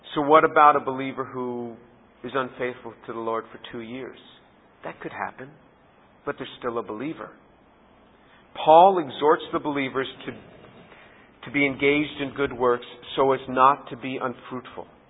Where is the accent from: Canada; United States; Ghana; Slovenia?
United States; as an American